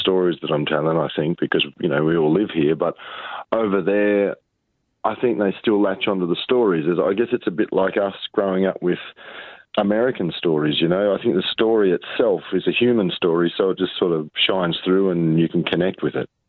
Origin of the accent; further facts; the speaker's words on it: Riverina, New South Wales, Australia; growing up in the Riverina